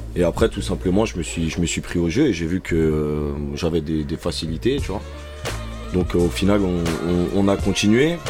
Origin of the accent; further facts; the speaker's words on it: Chelles, Île-de-France, France; j'ai grandi principalement et mes amis sont pour la plupart à Chelles